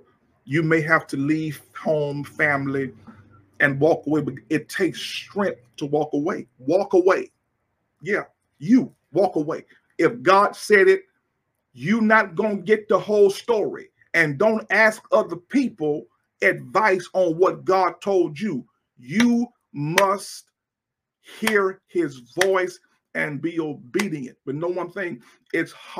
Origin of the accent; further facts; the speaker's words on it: Alexandria, United States; moved away as an adult; also born or lived in Port Arthur, Texas; now in Houston, United States; I'm from Alexandria, small country, small little town